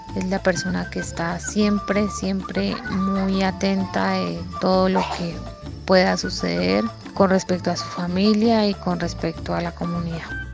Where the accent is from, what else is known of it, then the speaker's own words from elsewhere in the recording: Cauca, Colombia; somos del Cauca y somos del pueblo NASA